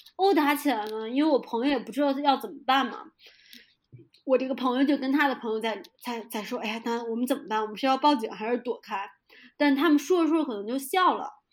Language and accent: Chinese; Beijing, China; moved away as an adult; now in Pemberton, Australia; 作为一个北京人， 我还是有北京的自豪的